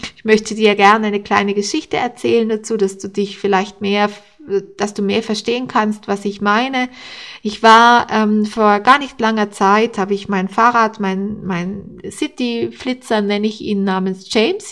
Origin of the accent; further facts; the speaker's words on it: Austria; bei uns in Österreich